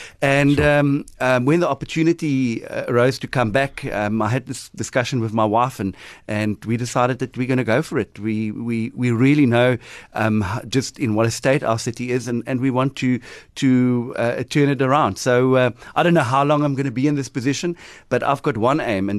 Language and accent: English; Nelson Mandela Bay, Eastern Cape, South Africa; I'm here from Kabega, from Nelson Mandela Bay.